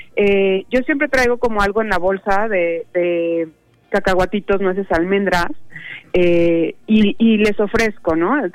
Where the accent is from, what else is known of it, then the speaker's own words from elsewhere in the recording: Mexico; como mexicanos sabemos que el jitomate, la cebolla, este, la espinaca es como más común comerla durante un desayuno